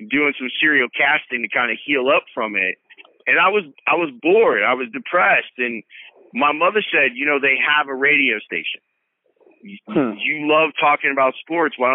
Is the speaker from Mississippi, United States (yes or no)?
no; Chicago, Illinois, United States; born or raised there